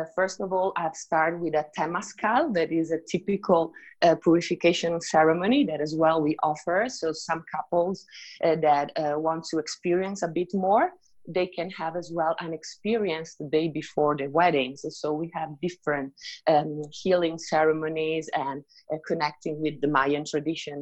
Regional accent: Italy; moved away as an adult; also born or lived in Riviera Maya, Mexico; now in Mexico; I'm originally from Italy

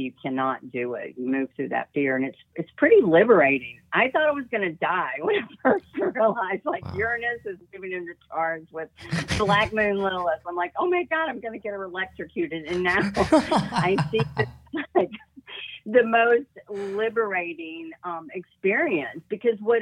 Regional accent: the South, United States; I grew up in the South in a very Christian family

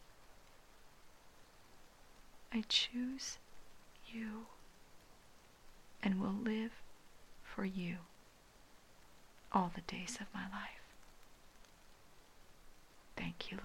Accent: Hawaii, United States; I learned that kind of respect for language being born and raised in Hawaii.

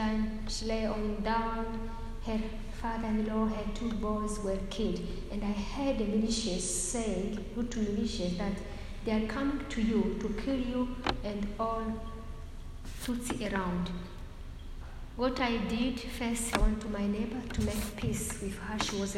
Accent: DR Congo; also born or lived in Burundi; now in Rwanda; That's why I was born in Burundi, neighbor country of Rwanda. I grew up in Congo, and later I came to Rwanda just to marry.

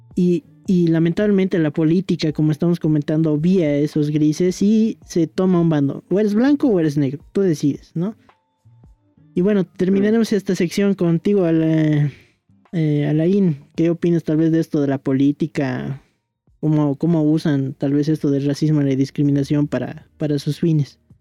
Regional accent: Bolivia; somos bolivianos

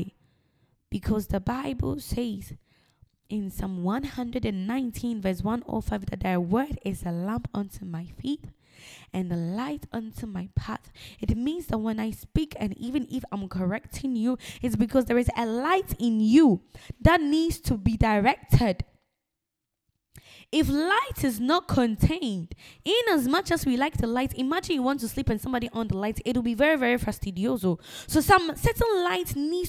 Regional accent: Ghana; now in United Kingdom; I'm a Ghanaian

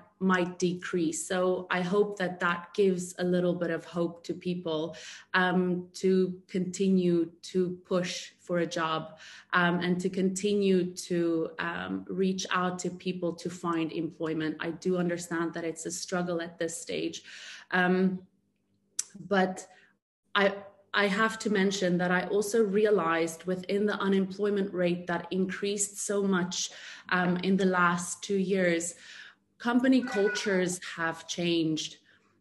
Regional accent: South Africa; moved away as an adult; now in Dubai, United Arab Emirates; I am proudly South African. I moved to Dubai about 5.5 years ago, where I'm currently residing

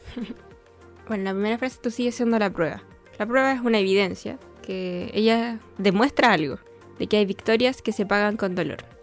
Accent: Bolivia; Nosotros somos hermanos, eh, somos de Bolivia.

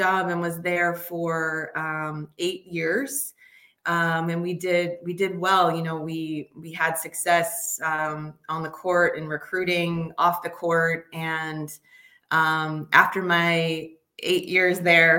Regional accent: Massachusetts, United States; moved away as an adult; also born or lived in Michigan; I grew up in Massachusetts

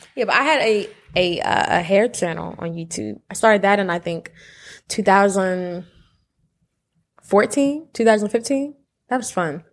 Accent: Willingboro, New Jersey, United States; moved away as an adult; now in Atlanta, United States; two Jersey kids

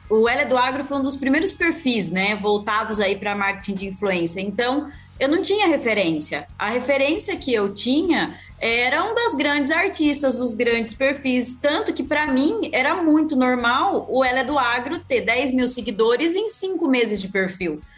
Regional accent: Rio Brilhante, Mato Grosso do Sul, Brazil; born there; also born or lived in São Paulo state; Eu literalmente nasci dentro de uma usina em Rio Brilhante, no interior do Mato Grosso do Sul.

